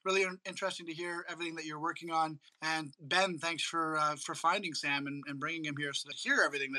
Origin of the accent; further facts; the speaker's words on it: Canada; I'm Canadian, so I defaulted to the French